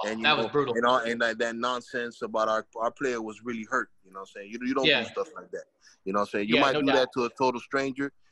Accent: Miami, Florida, United States; I grew up in Miami, born and raised.

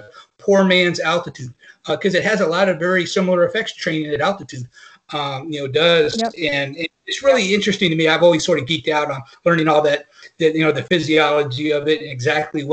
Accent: North Carolina, United States; also born or lived in Mississippi; I grew up in the South. I grew up in North Carolina. I went to school in Mississippi

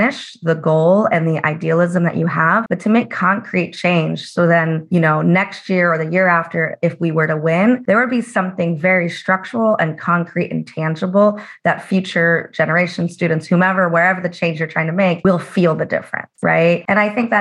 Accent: Las Vegas, Nevada, United States; I'm originally from Las Vegas, my parents worked in the casinos and the service industry

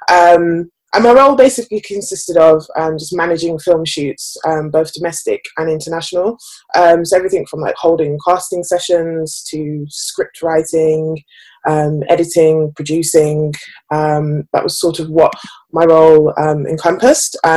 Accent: Birmingham, West Midlands, United Kingdom; moved away as an adult; now in London, United Kingdom; I am 26 years old. Um, I'm actually originally from Birmingham, although I've lost the accent. It's no longer there. Um, and I moved to London around about six years ago.

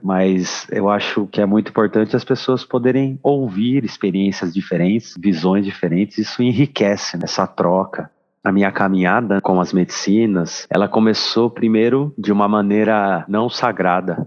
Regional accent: Brazil; sou do Brasil

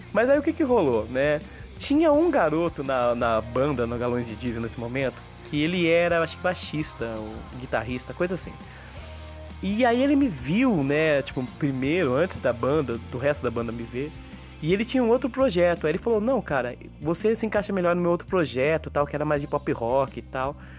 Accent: Limeira, São Paulo, Brazil; moved away as an adult; also born or lived in São Carlos / Brasília; Minha história musical aqui em Limeira, na minha cidade natal

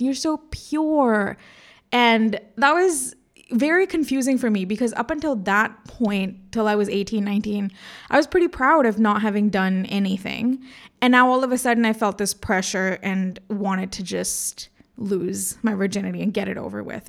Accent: India; moved away as an adult; also born or lived in United States; I'm Indian

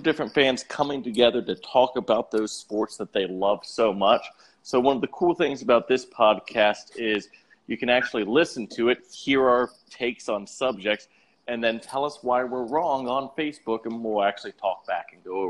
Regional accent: Philadelphia, Pennsylvania, United States; I was born in Philadelphia

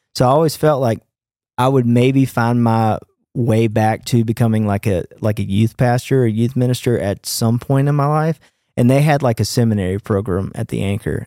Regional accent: Jackson, Mississippi, United States; I grew up in Jackson

